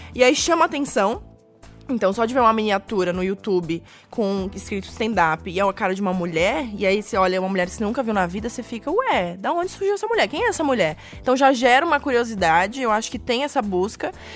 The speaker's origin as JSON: {"language": "Portuguese", "town": "Florianópolis", "region": "Santa Catarina", "country": "Brazil", "moved": "as an adult", "lives_now": "São Paulo, Brazil", "said": "sou de Florianópolis."}